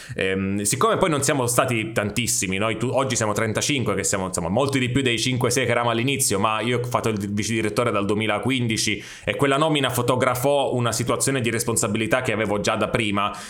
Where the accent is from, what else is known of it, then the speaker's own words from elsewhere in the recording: Sicily, Italy; sono siciliano